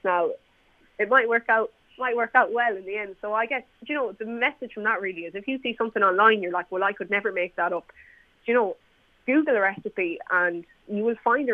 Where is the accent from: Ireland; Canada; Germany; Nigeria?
Ireland; Mayo, Connacht; also born or lived in Galway; I work in Galway myself, but I'm from Mayo